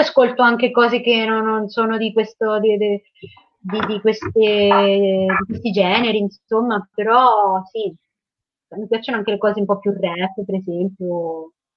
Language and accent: Italian; Porto Sant'Elpidio, Marche, Italy; Io sono di Porto Sant'Elpidio, che è una piccola città nel Fermano, quindi nelle Marche, sulla costa.